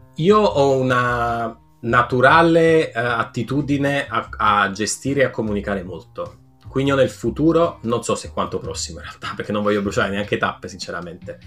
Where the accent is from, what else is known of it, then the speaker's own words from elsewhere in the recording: Naples, Campania, Italy; moved away as an adult; now in Barcelona, Spain; sono nato a Napoli